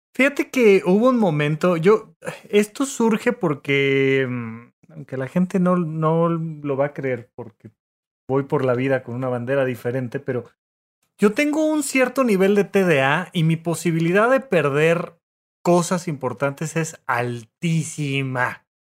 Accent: Mexico; now in Mexico City, Mexico; naciste fuera de la Ciudad de México como un servidor, todavía hay que pagar el camión para ir a mi pueblo y sacar de ahí un acta de nacimiento

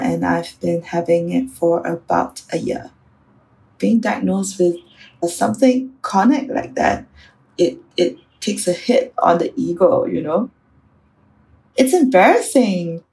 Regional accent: Singapore; I'm from Singapore

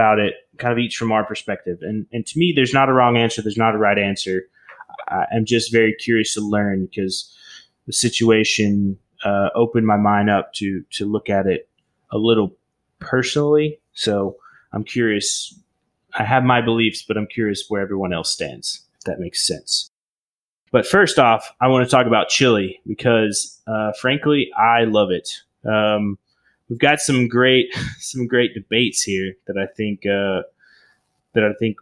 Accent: Oklahoma, United States; I grew up in Oklahoma, little town.

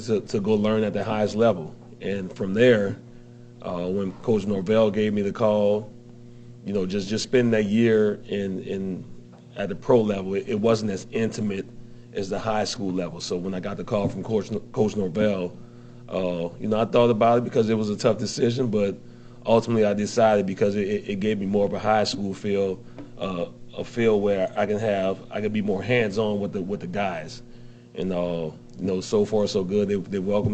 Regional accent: New Orleans, Louisiana, United States; moved away; I'm originally from New Orleans

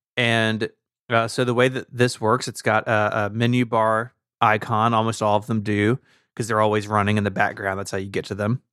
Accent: the South, United States; as a Southerner

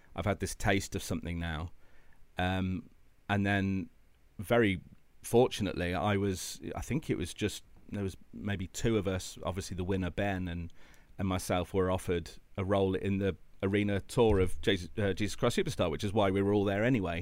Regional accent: Midlands, United Kingdom; I grew up in the Midlands

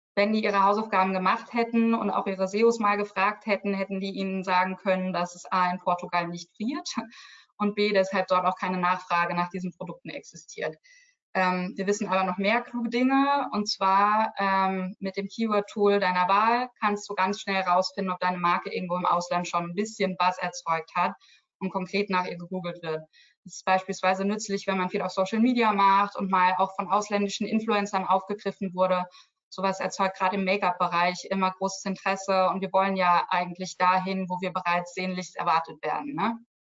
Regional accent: Germany; Als Deutsche

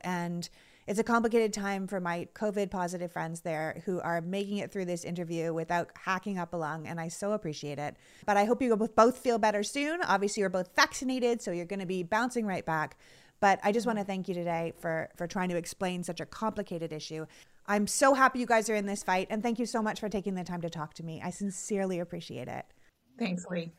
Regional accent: Canada; now in United States; I immigrated from Canada

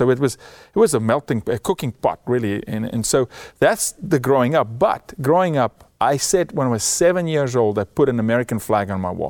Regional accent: South Africa; moved away as an adult; I was born and raised in South Africa, first 27 years of my life, raised by a single mother, two siblings.

